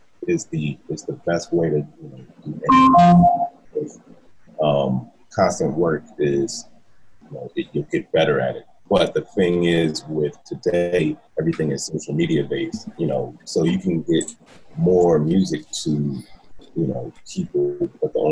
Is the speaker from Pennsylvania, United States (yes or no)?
yes; Philadelphia, Pennsylvania, United States; now in Los Angeles, United States; I hail from Philly, Philadelphia, PA